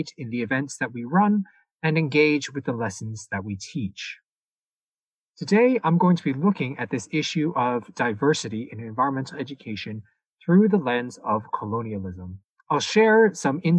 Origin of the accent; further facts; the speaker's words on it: Toronto, Ontario, Canada; I was born and raised in the city of Toronto